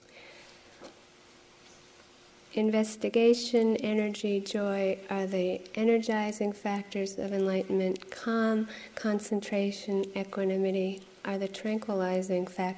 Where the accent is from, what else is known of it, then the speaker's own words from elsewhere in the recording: Framingham, Massachusetts, United States; this place where I grew up in Framingham, Massachusetts by lake